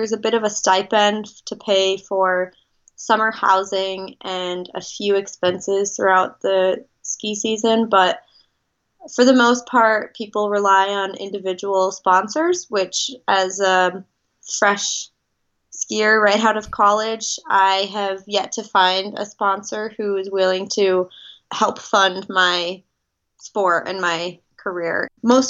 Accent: Midwest, United States; Growing up in the Midwest, I was very much of a homebody and loved everything that had to do with being around my family and what I was used to.

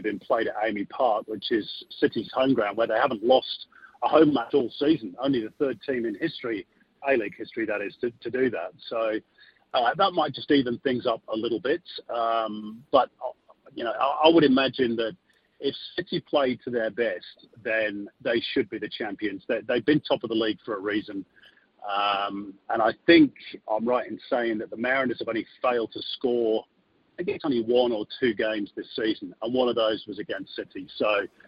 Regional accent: Manchester, North West England, United Kingdom; I'm from Manchester, so I was born there.

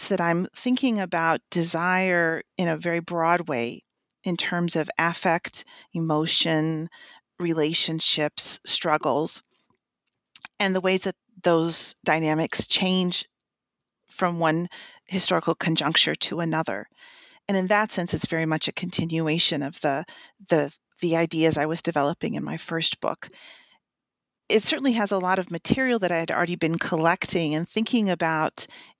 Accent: Texas, United States; now in Indiana, United States; I am originally from West Texas, and I went to school in the Midwest and have worked for a few years in South Carolina, in the St. Louis area, and now in Indiana.

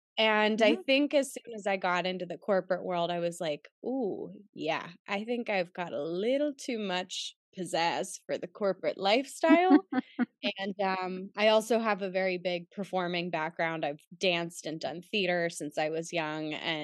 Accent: Pittsburgh, Pennsylvania, United States; And I'm from Pittsburgh.

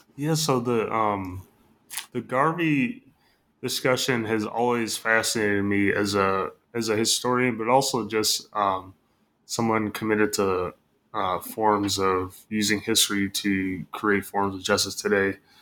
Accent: Michigan, United States; moved away; I'm from Michigan, so grew up in the Midwest

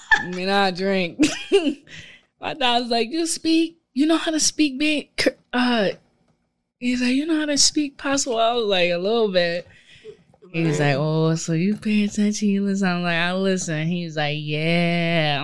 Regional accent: Barbados; I'm from Barbados.

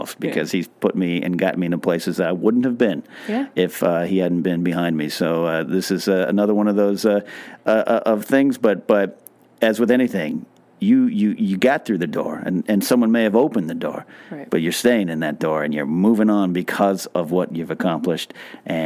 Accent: Pismo Beach, California, United States; my hometown, of Pismo Beach

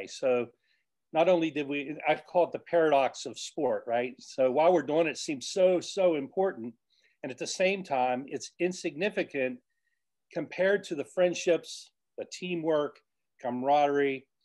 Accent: Elkins, West Virginia, United States; I grew up in Elkins, West Virginia.

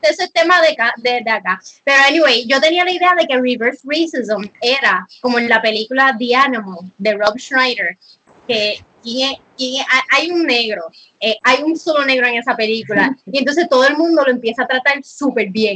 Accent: Puerto Rico; en Puerto Rico, nosotros somos un hub, un hub de extranjeros

